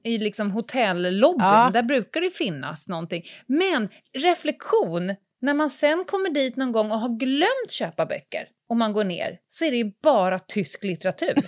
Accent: Stockholm, Stockholm County, Sweden; Jag flyttade ju från Södermalm ut utanför Stockholm mm. eh, när jag började femman

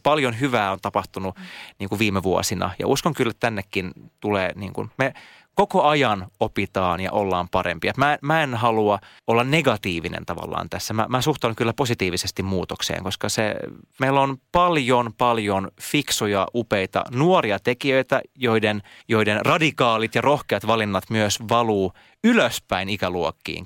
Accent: Siuntio, Uusimaa, Finland; first language Swedish; Finnish is a second language; moved away as an adult; also born or lived in Helsinki; Mä oon muuttanut takaisin kotiin maalle Siuntioon

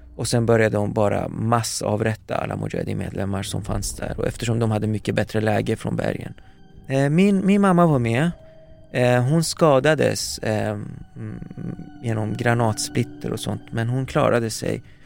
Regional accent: Paris, Île-de-France, France; moved away; där föddes jag. Eh, min, min, eh, mina första år eh, spenderade jag i Paris

